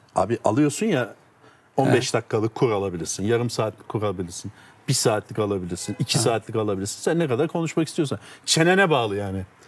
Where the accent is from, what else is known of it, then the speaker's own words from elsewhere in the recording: Turkey; first language Turkish; Sonuçta ben Türk'üm abi ana dilim Türkçe